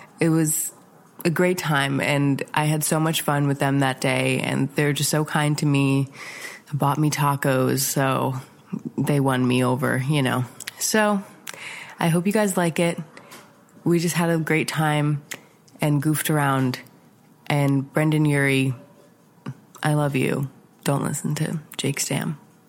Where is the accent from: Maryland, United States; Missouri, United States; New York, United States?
New York, United States; Mahopac; So … is a local band from my area, my hometown, kind of. They're from a town called Mayapack, New York.